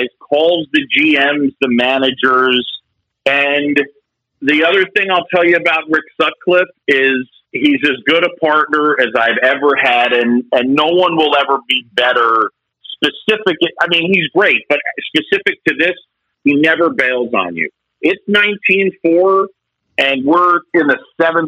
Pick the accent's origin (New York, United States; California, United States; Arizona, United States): New York, United States; New York City; also born or lived in Philadelphia, Pennsylvania; I was born in Philadelphia. I grew up in New York City, this little area that was created and opened in 1976. It's a small island between Manhattan and Queens called Roosevelt Island